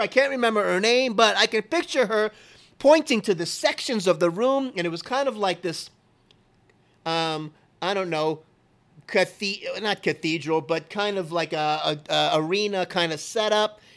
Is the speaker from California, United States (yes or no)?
no; Kendall, Florida, United States; We lived kitty corner to where I was born in Kendall, right right diagonal, you could hit it with a rock, Baptist Hospital